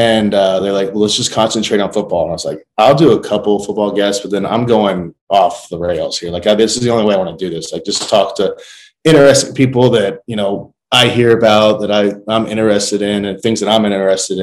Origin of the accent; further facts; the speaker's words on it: Southern Indiana, United States; I grew up in Southern Indiana